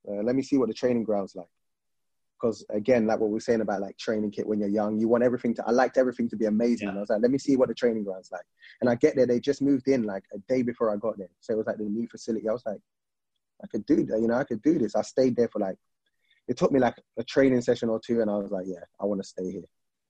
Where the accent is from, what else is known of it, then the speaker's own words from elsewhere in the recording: England, United Kingdom; I'm used to growing up in England where you see Alan Shearer scoring 30